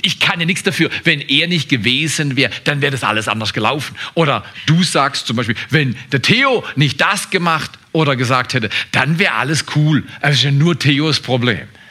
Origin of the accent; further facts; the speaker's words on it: Freiburg, Baden-Württemberg, Germany; ich bin in eine bestimmte Familie hineingeboren worden an einem bestimmten Ort. Das war Freiburg. Ich bin nicht in Scarborough, Ontario, Toronto aufgewachsen, wie meine Frau. Ich bin kein Kanadier, ich bin Deutscher.